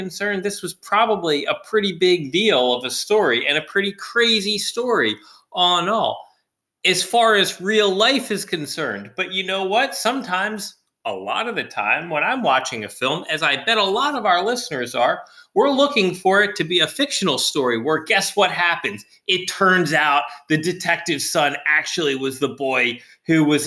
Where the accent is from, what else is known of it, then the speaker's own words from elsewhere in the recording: United States; we are an American audience